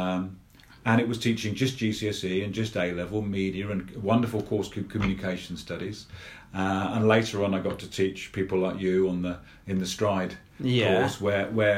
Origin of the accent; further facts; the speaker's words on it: Luton, East of England, United Kingdom; now in Blaby, United Kingdom; I grew up in Luton, in Bedfordshire